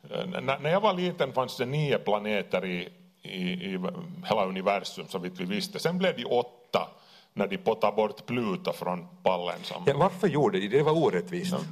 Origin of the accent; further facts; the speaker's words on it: Kauniainen, Uusimaa, Finland; lekte med lego där i, i Grankulla. Vi är, vi är från Grané.